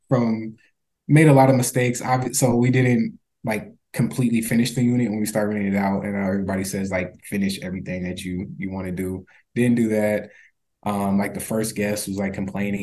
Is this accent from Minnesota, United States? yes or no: yes; Minnesota, United States; we grew up in Minnesota